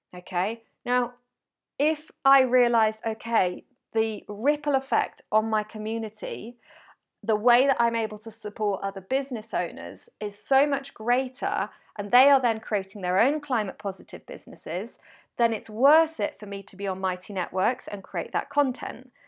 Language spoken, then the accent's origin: English; United Kingdom; I'm British